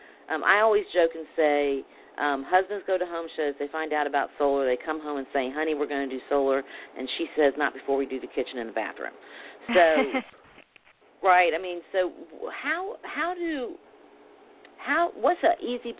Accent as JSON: {"language": "English", "region": "Alabama", "country": "United States", "said": "I'm from Alabama"}